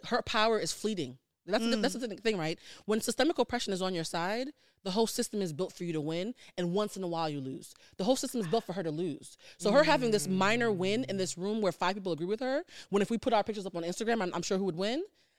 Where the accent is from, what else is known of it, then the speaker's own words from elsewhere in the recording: Havana, Cuba; also born or lived in Port-au-Prince, Haiti; now in United States; I was born in Port-au-Prince and then I moved to Havana.